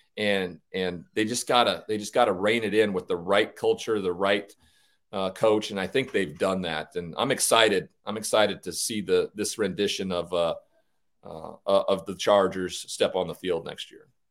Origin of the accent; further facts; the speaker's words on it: Montana, United States; growing up in Montana